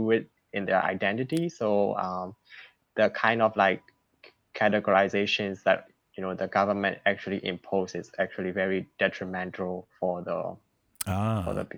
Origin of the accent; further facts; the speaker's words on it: Myanmar; moved away as an adult; now in United States; I'm from Burma, a native of Burma. I've been here for almost 6 years